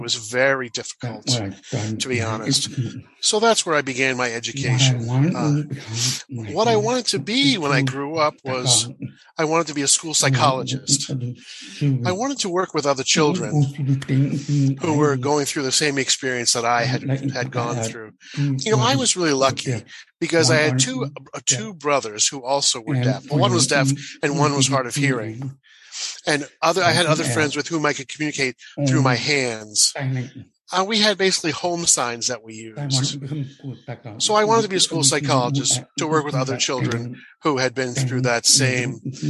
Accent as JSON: {"language": "English", "region": "Washington", "country": "United States", "tie": "born or raised there", "also_born_or_lived": "Texas", "said": "I was born in Texas. And my father was a Southern Baptist minister. My mother was an English and literacy teacher. And then we moved to Washington State to open a church there."}